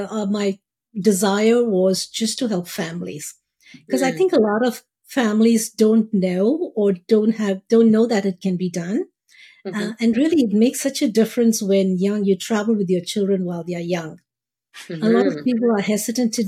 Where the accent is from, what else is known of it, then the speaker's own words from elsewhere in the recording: India; moved away; We grew up in India